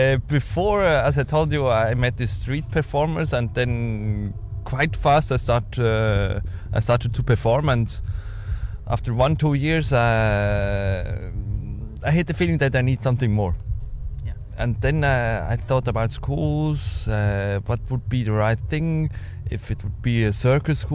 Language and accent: English; Switzerland; I was born in a small village in Switzerland